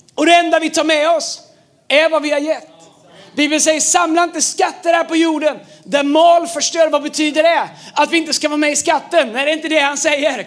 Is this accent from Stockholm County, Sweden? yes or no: no; Tidaholm, Västra Götaland, Sweden; när jag växte upp i, i Tidaholm